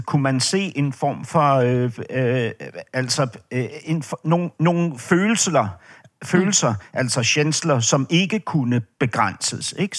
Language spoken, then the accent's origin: Danish; Denmark